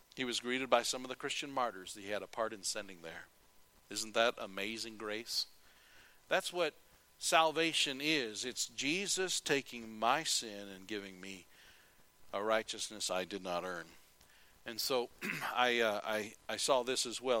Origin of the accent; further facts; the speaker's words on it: United States; I'm an American